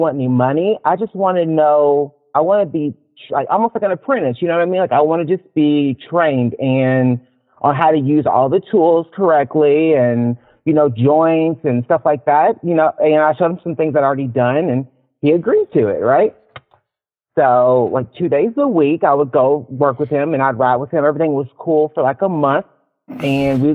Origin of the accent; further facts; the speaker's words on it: Louisville, Kentucky, United States; now in Seattle, United States; I'm from Louisville, Kentucky